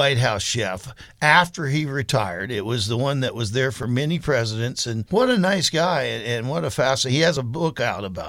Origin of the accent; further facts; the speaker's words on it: the South, United States; moved away; growing up in the South